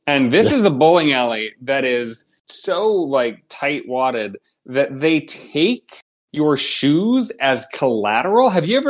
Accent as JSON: {"language": "English", "region": "Ohio", "country": "United States", "tie": "born or raised there", "moved": "yes", "lives_now": "Chicago, United States", "said": "I grew up in Ohio"}